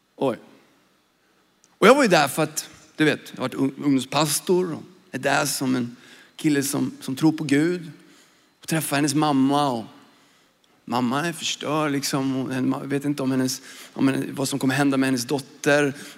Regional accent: Sweden; jag är ju svensk, jag växte upp i Sverige

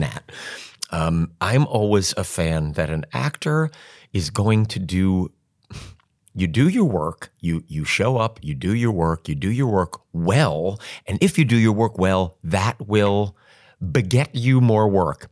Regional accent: New York, United States; moved away as an adult; also born or lived in Chicago; now in Indianapolis, United States; I'm from New York, and I had never been to the Midwest.

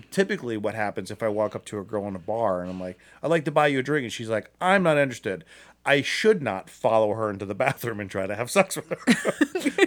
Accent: Akron, Ohio, United States; I'm from Akron.

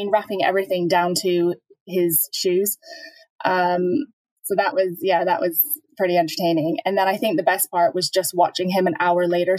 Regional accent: Norwich, East of England, United Kingdom; also born or lived in Canada; I think I'm originally from Norwich and then living in Canada for over 20 years.

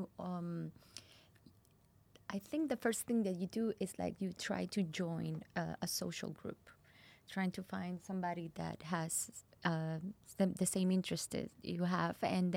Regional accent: Puerto Rico; moved away as an adult; also born or lived in Mexico; now in Singapore; I'm from Puerto Rico.

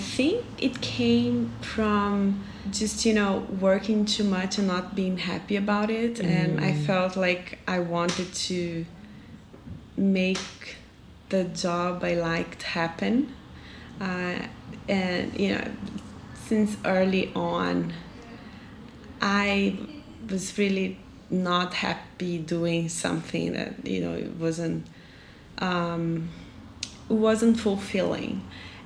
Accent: Juiz de Fora, Minas Gerais, Brazil; moved away as an adult; also born or lived in São Paulo / Salvador; now in Porto Alegre, Brazil; I'm from Juiz de Fora, Minas Gerais, and we're up south, well, we're down south in Porto Alegre now.

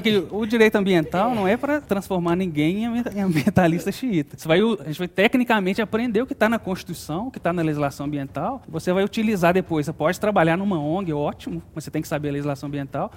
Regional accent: Belo Horizonte, Minas Gerais, Brazil; also born or lived in São João del-Rei; eu sou de São João Del Rei, nasci em São João Del Rei, Minas Gerais, mas sempre morei em Belo Horizonte

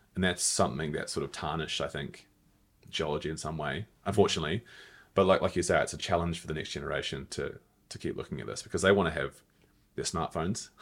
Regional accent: New Zealand; moved away as an adult; also born or lived in Melbourne, Australia; my home country.

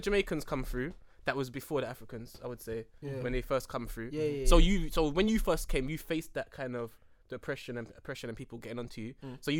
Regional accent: England, United Kingdom; we're from England.

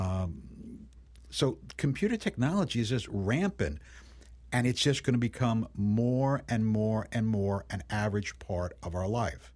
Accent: New York City, New York, United States; when I was a kid growing up in Brooklyn and Queens in New York City

